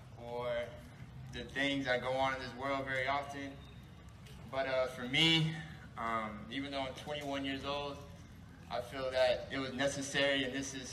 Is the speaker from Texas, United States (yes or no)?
no; Norman, Oklahoma, United States; I grew up here in Norman. Everywhere I go, I try to represent this city as best as I can.